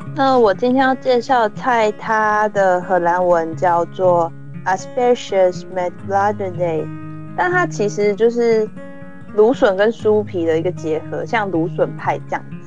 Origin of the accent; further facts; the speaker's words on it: Hualien, Hualien County, Taiwan; moved away as an adult; now in Netherlands; 我自己是也算是个乡间小孩，那我是花莲人